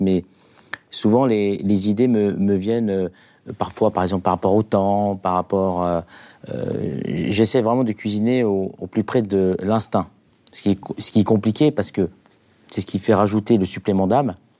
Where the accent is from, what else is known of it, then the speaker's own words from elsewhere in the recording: Algeria; moved away; J'ai grandi en Algérie